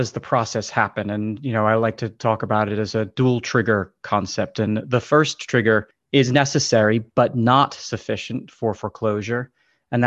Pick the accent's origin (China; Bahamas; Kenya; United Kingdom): United Kingdom; England; moved away; I'm originally from England